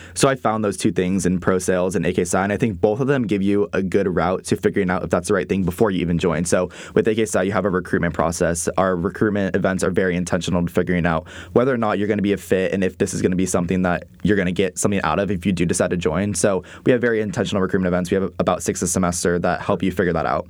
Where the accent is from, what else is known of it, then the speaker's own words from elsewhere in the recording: Encinitas, California, United States; moved away as an adult; now in Waco, United States; I'm originally from San Diego, California, a little beach town in, um, North San Diego called Encinitas